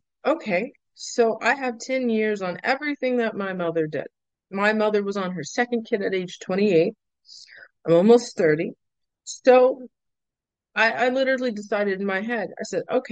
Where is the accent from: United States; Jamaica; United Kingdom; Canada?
United States; Lake Arthur, Louisiana; moved away as an adult; now in New Orleans, United States; they ended up in Lake Arthur for 18 years. 20 years, actually. 21. I moved out when I was 21. Well, moved out. I moved to New Orleans for school.